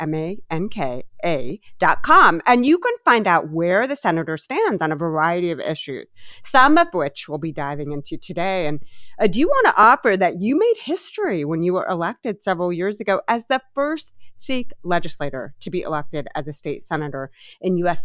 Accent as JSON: {"language": "English", "town": "Columbus", "region": "Ohio", "country": "United States", "tie": "born or raised there", "said": "my hometown of columbus ohio"}